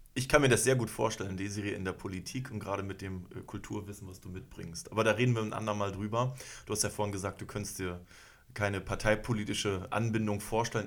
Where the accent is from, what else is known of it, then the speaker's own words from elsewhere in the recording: Schwerin, Mecklenburg-Vorpommern, Germany; now in Berlin, Germany; ich komme aus Schwerin